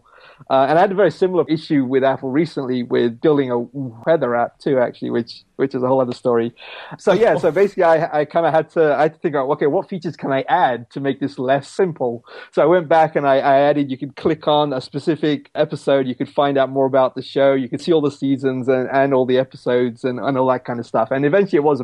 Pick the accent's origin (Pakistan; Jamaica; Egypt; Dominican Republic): Pakistan; moved away; my home country of Pakistan